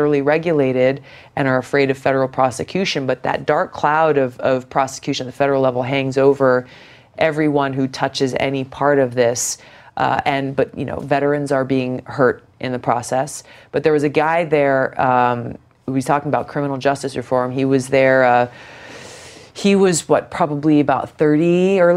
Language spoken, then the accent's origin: English; Hawaii, United States; growing up in Hawaii